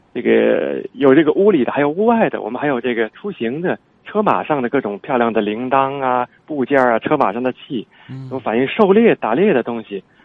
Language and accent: Chinese; China; 凭什么我们从文化上互相认可，咱们都是中国人